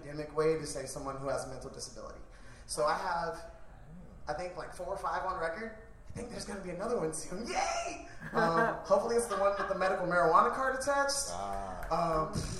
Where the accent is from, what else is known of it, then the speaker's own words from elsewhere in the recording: Cleveland, Ohio, United States; now in Chicago, United States; I'm originally from Cleveland, Ohio.